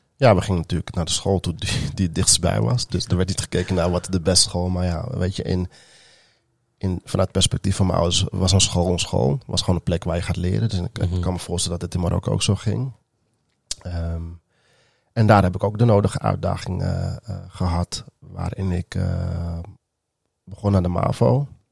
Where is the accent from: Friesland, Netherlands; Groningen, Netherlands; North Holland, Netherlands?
North Holland, Netherlands; Amstelveen; Ik ben geboren in Amsterdam, opgegroeid in Amstelveen en deels ook wel in Amsterdam.